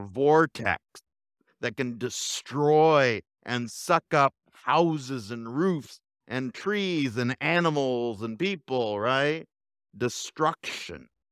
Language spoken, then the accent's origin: English; Fontana, California, United States; now in Bakersfield, United States; I grew up in Fontana